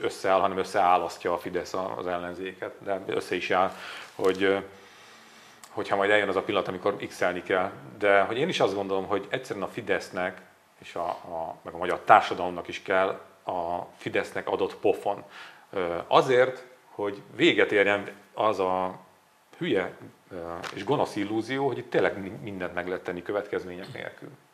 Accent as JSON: {"language": "Hungarian", "region": "Borsod-Abaúj-Zemplén", "country": "Hungary", "said": "én vidéki vagyok"}